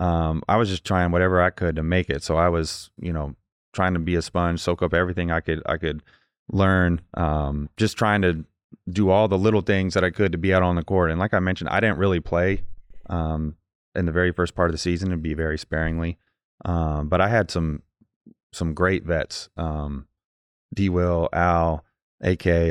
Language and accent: English; Indiana, United States; I'm from Indiana